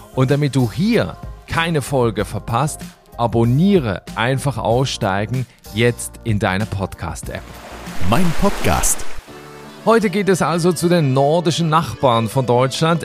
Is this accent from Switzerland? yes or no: yes; Switzerland; meine Heimat der Schweiz